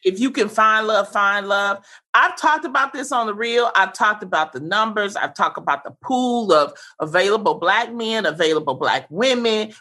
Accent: Detroit, Michigan, United States; I grew up in the Brewster Projects during the 80s, during the crack era.

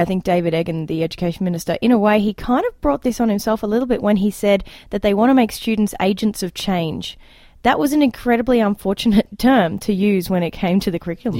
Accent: Queensland, Australia; now in Alberta, Canada; when I grew up in Australia, we had a lot in the Queensland public education system

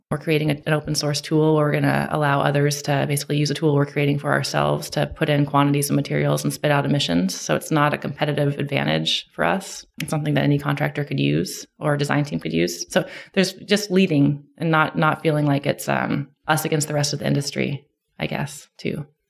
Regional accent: Clackamas, Oregon, United States; I grew up in Oregon, Clackamas, Oregon, which is a suburb of Portland

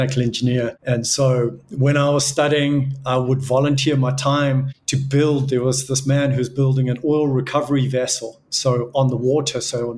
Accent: Johannesburg, Gauteng, South Africa; Yes, I was raised in South Africa, born in Johannesburg.

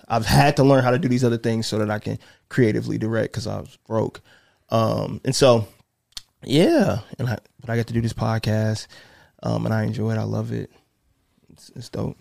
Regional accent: South Bend, Indiana, United States; now in Indianapolis, United States; I'm from South Bend, grew up there

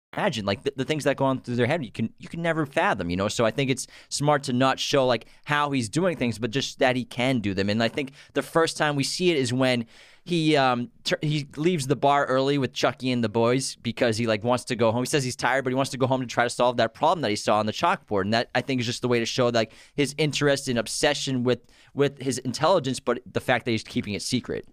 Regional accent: Massachusetts, United States; we're from Massachusetts

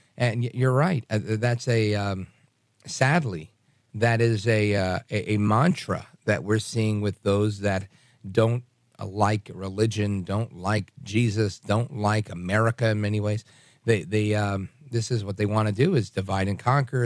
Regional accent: New York, United States; as a kid growing up in New York

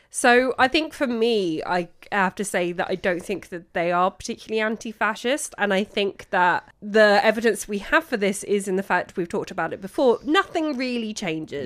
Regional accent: London, United Kingdom; as a Londoner

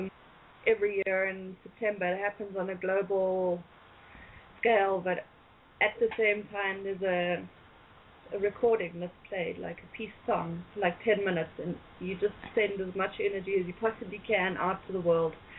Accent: South Africa; from South Africa

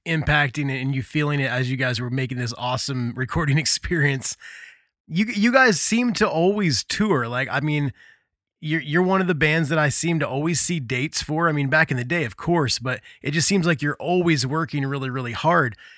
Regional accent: Midwest, United States; growing up in the Midwest

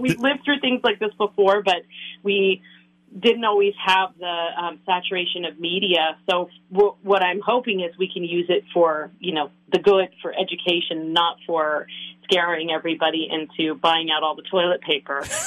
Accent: San Francisco Bay Area, California, United States; moved away as an adult; now in Minnesota, United States; I grew up in California um, in the San Francisco Bay Area and lived there until about six or seven years ago when I sort of randomly relocated

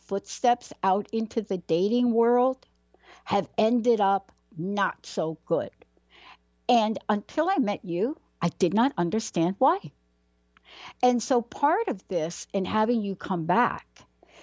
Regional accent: New York City, New York, United States; I'm a girl from the Bronx.

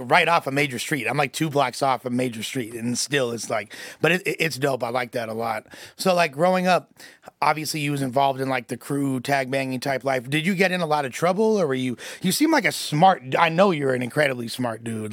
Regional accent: Los Angeles, California, United States; growing up in L A, and the, like, I'm from West L

